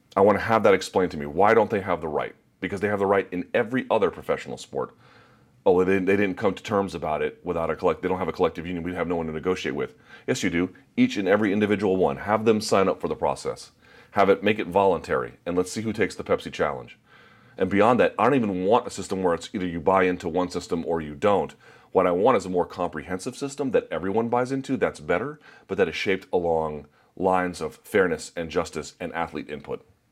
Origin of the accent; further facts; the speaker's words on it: United States; I'm just an American